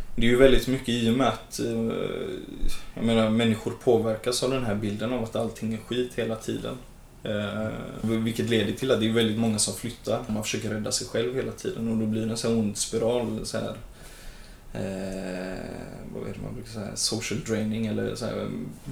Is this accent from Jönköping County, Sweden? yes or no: no; Gothenburg, Västra Götaland, Sweden; jag är född och uppvuxen och bor i Hammarkullen som ligger i Angered